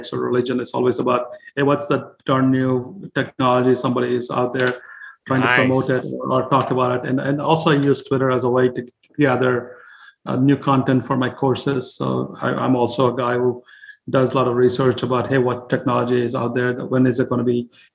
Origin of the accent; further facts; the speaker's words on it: India; now in United States; when I was growing up in India